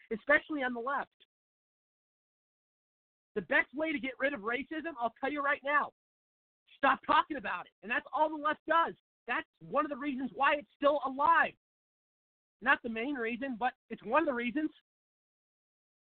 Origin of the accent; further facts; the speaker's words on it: Seattle, Washington, United States; moved away as an adult; now in Phoenix, United States; I'm from Seattle